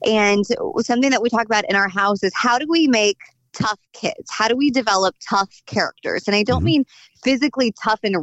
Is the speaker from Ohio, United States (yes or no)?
no; Sullivan, Missouri, United States; also born or lived in Bourbon, Missouri; in my hometown, in my backyard, growing up on a farm out there in Bourbon and in the Sullivan area